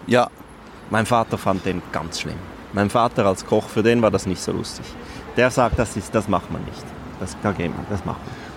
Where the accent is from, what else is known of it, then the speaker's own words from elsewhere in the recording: Mulegns, Graubünden, Switzerland; Aufgewachsen im Posthotel Löwen in Mulenz